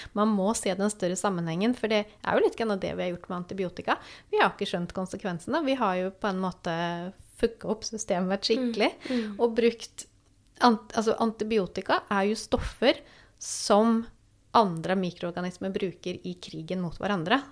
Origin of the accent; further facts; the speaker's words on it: Sweden; now in Norway; jeg kommer jo da fra Sverige